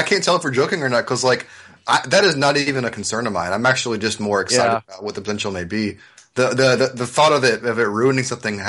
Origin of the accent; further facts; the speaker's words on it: United States; as an American